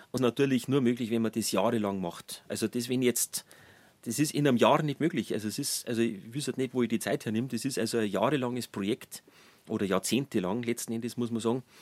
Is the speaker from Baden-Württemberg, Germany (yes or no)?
no; Traunstein, Bavaria, Germany; born there; Genau, ich bin in Traunstein schon geboren